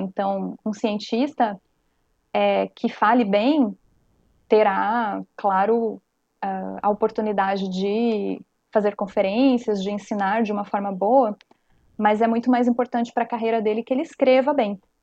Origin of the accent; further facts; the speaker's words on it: coast of Santa Catarina, Brazil; accent: cantado do peixeiro / manezinho; nós aqui no litoral de Santa Catarina temos o cantado, o nosso cantado é, do peixeiro, como é conhecido na região do Vale do Itajaí, ou do manezinho